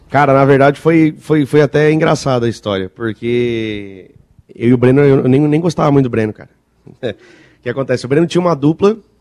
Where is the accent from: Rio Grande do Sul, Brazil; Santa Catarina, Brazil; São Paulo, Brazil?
Santa Catarina, Brazil; Nova Veneza; Nós somos de Nova Veneza. Eu sou de Nova Veneza